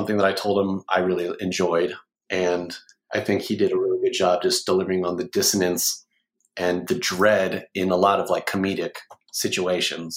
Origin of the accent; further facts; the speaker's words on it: Oklahoma City, Oklahoma, United States; I'm from Oklahoma City